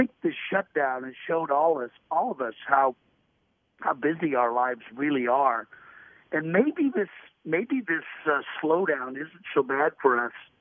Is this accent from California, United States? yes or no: no; Portland, Oregon, United States; I grew up in Portland, Oregon